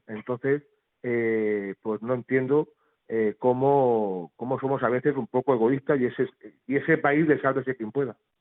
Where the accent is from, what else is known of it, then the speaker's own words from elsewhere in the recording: Calasparra, Region of Murcia, Spain; mi pueblo